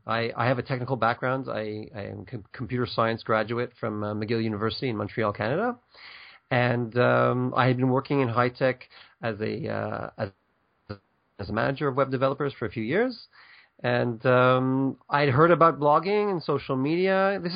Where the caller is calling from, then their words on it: Ashdod, Southern District, Israel; So I'm actually right now in a town called Ashdod, which is about 35 kilometers south of Tel Aviv on the beach.